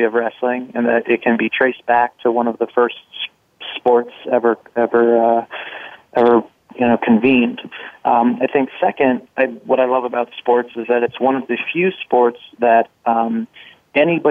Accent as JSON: {"language": "English", "region": "New Jersey", "country": "United States", "tie": "born or raised there", "said": "I grew up in New Jersey."}